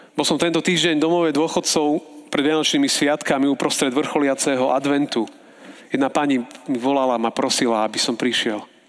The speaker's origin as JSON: {"language": "Slovak", "town": "Žilina", "region": "Žilina Region", "country": "Slovakia", "said": "sme tu zo Žiliny"}